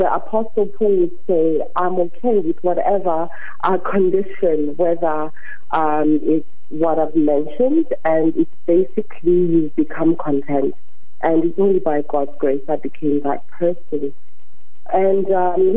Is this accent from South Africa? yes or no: yes; Queenstown, Eastern Cape, South Africa; also born or lived in United Kingdom; now in Cape Town, South Africa; originally I'm from Queenstown, as Ezibeleni